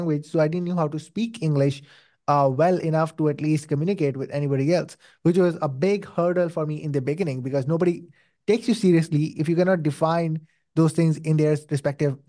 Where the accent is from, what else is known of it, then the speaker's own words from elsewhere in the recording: Saudi Arabia; moved away as an adult; now in Pakistan; I was born and raised in Saudi Arabia, spent my whole life in there